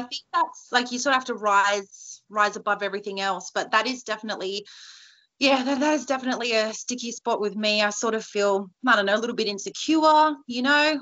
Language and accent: English; New South Wales, Australia; I am from New South Wales